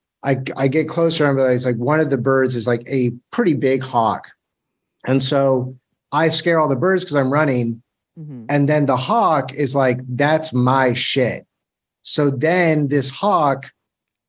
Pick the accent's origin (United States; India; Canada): United States; Florida; I'm from Florida